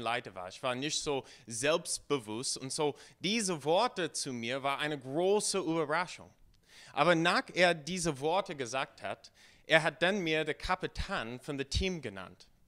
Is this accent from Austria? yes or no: no; United States; German is a second language; now in Germany; Ich komme ursprünglich aus den USA.